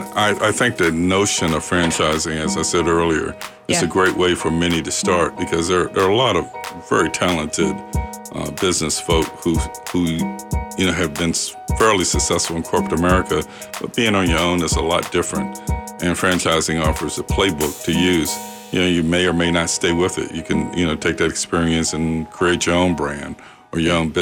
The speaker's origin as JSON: {"language": "English", "region": "rural Virginia", "country": "United States", "tie": "born or raised there", "said": "I grew up in rural Virginia with parents who were not college educated."}